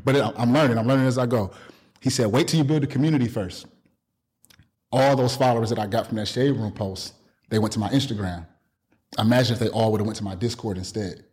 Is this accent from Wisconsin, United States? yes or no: yes; Milwaukee, Wisconsin, United States; moved away; I'm from Milwaukee